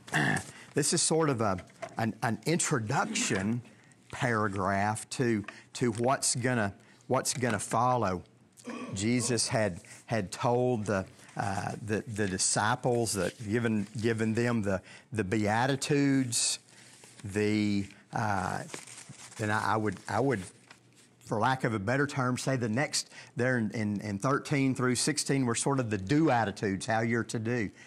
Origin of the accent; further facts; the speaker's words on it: Longview, Texas, United States; I was born in Longview, Texas